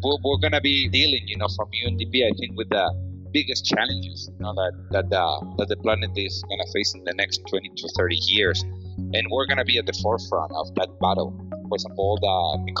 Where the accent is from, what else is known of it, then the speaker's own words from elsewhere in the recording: Spain; I'm also from Spain